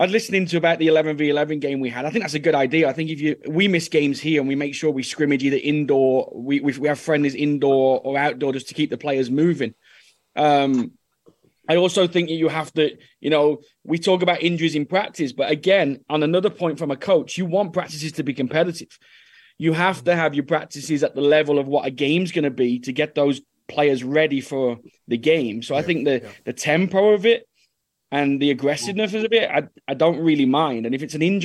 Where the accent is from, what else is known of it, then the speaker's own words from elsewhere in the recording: England, United Kingdom; moved away as an adult; also born or lived in Norway; now in United States; as an English boy